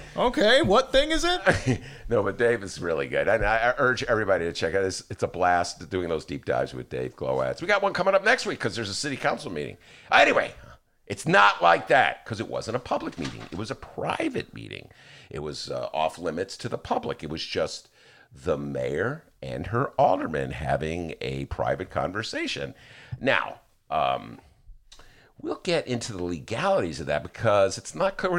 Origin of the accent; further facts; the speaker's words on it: Evanston, Illinois, United States; now in Chicago, United States; I'm not from Chicago. So, you know, I never swore before I came to the city. I was from Evanston